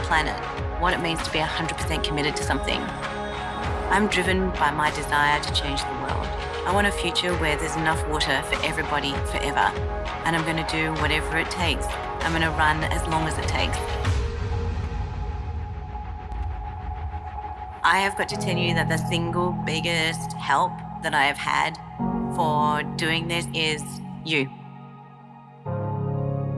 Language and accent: English; Australia; When I grew up in Australia, I grew up through 10 years of drought